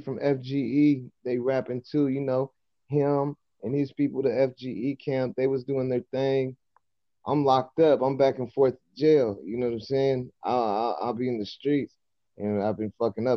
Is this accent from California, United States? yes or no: yes; Modesto, California, United States; I'm from Modesto, California, east side to be exact